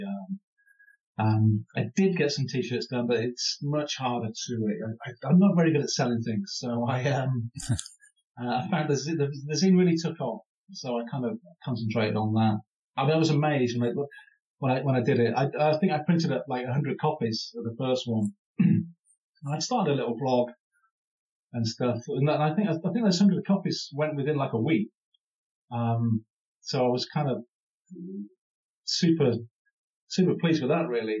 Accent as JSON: {"language": "English", "region": "Midlands", "country": "United Kingdom", "said": "I'm from the Midlands as well"}